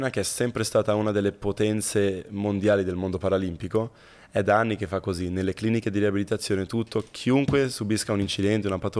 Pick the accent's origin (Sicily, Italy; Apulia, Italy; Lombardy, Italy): Lombardy, Italy; Milan; Sono a Milano, a Milano. Sì, proprio... sì, sono nato a Milano